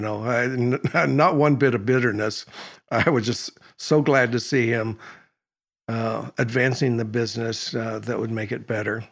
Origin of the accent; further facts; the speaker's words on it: Oregon, United States; I was born in Oregon